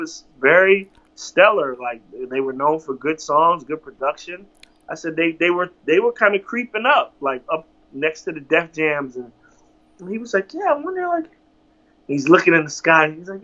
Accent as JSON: {"language": "English", "region": "Virginia", "country": "United States", "said": "I'm from Virginia"}